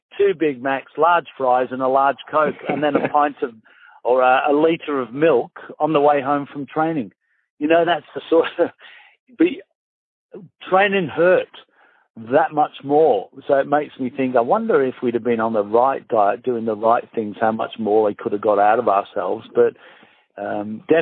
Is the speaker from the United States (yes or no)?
no; St Helens, North West England, United Kingdom; moved away as an adult; also born or lived in Manchester; now in Australia; I was born just outside Manchester, and I lived a long time in St. Helens.